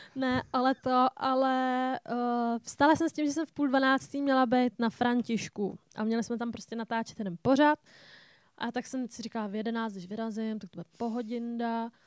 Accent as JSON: {"language": "Czech", "country": "Czechia", "said": "jsem typický Čech"}